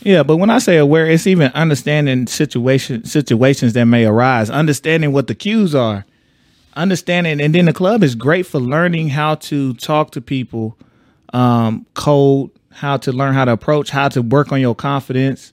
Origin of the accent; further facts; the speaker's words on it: Texas, United States; I'm from Texas, so we had a whole nother club scene